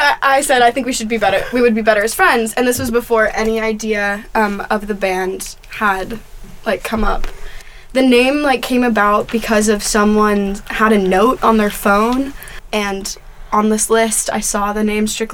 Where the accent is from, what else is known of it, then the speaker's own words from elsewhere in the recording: Orange County, California, United States; I'm from Orange County, California